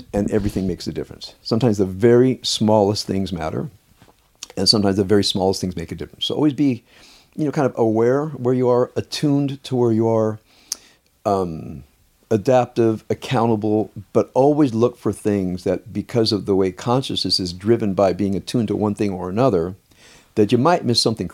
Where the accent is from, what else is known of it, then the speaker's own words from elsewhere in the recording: Compton, California, United States; I grew up in Compton